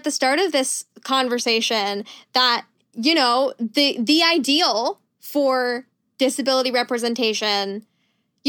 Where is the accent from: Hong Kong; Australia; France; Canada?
Canada; moved away as an adult; also born or lived in United States; I am Canadian and I moved back to Canada a couple of years ago